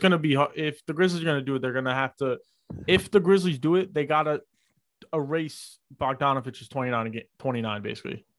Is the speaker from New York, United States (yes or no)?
yes; New York, United States; I'm from New York